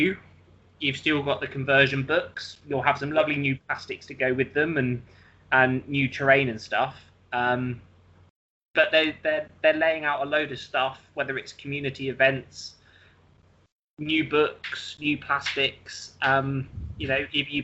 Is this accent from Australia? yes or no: no; United Kingdom; I'm British.